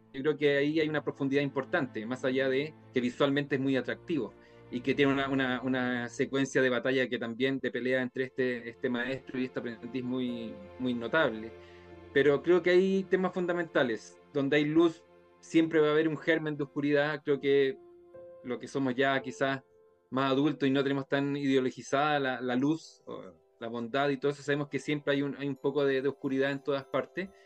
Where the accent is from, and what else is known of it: Chile